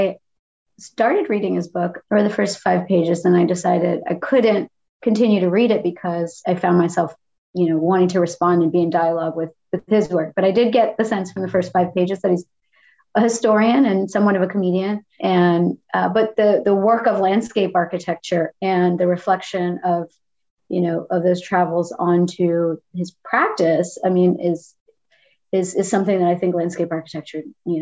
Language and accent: English; the South, United States; born and raised in the South